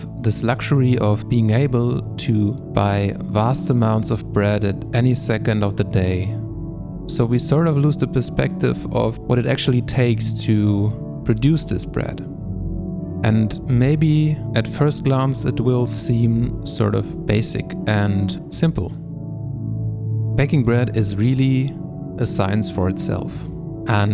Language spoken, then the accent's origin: English; Germany; I am from Germany